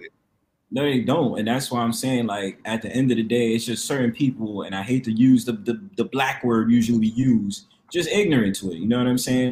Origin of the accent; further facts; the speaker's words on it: New York, United States; I'm from New York too